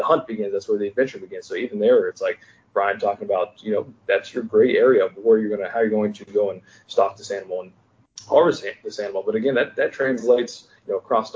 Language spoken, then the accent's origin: English; Southeast, United States; growing up in Southeast